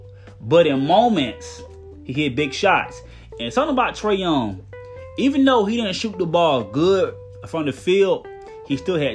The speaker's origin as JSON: {"language": "English", "region": "Georgia", "country": "United States", "tie": "born or raised there", "said": "I'm from Georgia, my home state. Not from Atlanta, but I am from Georgia, a country boy in the house."}